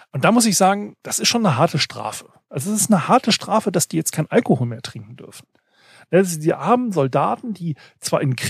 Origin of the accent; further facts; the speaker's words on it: Northern Germany, Germany; Also Weißwurstfrühstück ist ja so schon, also als Norddeutscher fragwürdig ist.